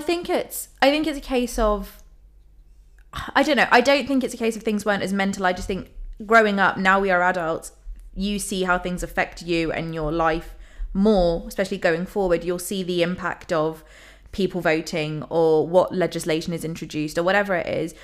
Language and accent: English; London, United Kingdom; I'm from London